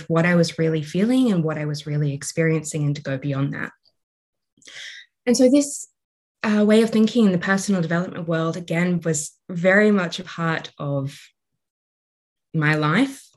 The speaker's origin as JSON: {"language": "English", "country": "Australia", "said": "So I'm Australian. You might be able to hear that in my voice"}